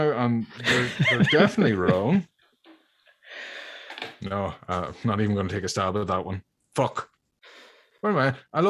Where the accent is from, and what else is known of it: Ireland